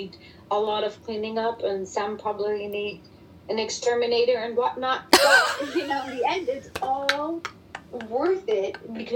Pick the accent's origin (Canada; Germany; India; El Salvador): Germany; English is a second language; moved away as an adult; now in Texas, United States; me living over here, growing up in Germany, and English being my second language